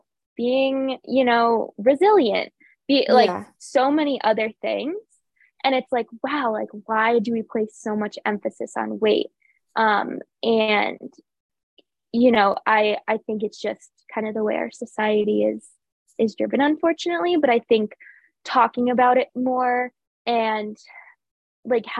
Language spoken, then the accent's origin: English; Connecticut, United States; I'm from Connecticut